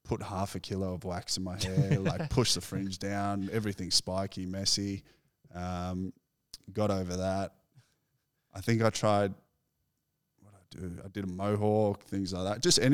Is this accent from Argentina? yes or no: no; McKinnon, Victoria, Australia; So, yeah, I grew up in McKinnon, like Bentley area.